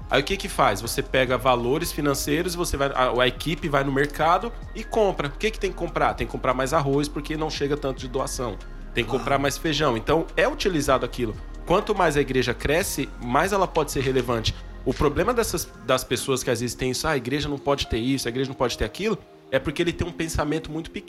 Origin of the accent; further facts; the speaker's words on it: Carapicuíba, São Paulo, Brazil; Não, brincadeira, eu sou de Carapicuíba.